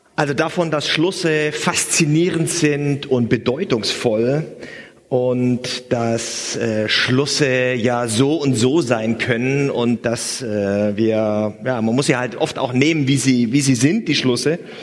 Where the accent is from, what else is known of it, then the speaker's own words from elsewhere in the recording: Swabia, Germany; als gebürtiger Schwabe